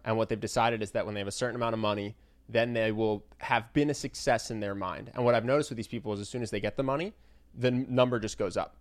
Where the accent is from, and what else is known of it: United States